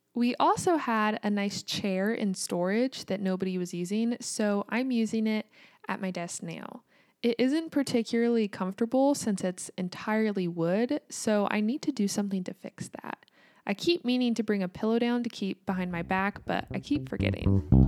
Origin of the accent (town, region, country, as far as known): United States; also born or lived in Kansas